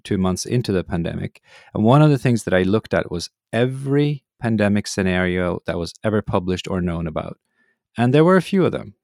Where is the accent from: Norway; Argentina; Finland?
Norway; growing up in Norway, the heroes, of course, were polar explorers.